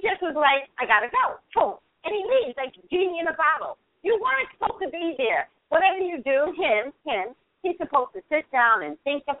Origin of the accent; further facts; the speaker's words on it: New York City, New York, United States; that's my hometown.